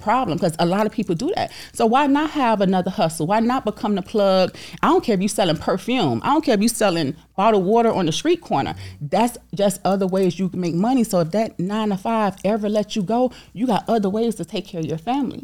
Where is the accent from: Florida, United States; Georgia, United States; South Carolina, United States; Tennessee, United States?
Florida, United States; Miami; I'm from, I'm from Overtown, Miami